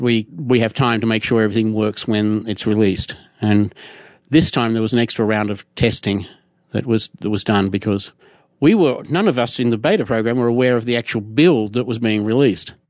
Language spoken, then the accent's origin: English; Australia; I'm Australian, not American